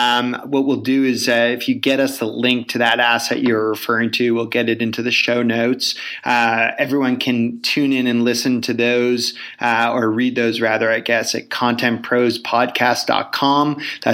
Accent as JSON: {"language": "English", "town": "Toronto", "region": "Ontario", "country": "Canada", "said": "I'm from Toronto"}